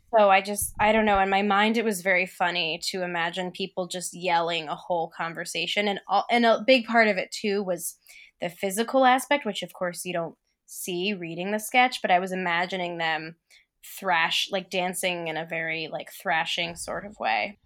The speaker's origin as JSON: {"language": "English", "town": "Philadelphia", "region": "Pennsylvania", "country": "United States", "tie": "born or raised there", "said": "I grew up in Philly"}